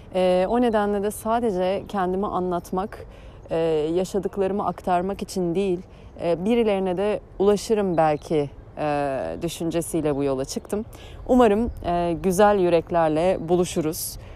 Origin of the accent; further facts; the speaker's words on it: Eskişehir, Turkey; moved away as an adult; also born or lived in Ankara; Ee, Eskişehirliyim. Ee, 36 yaşındayım. Ee, 18 yılımı Eskişehir'de geçirdim